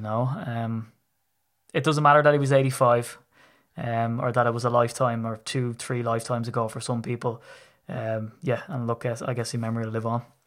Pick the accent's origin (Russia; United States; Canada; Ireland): Ireland; I'm Irish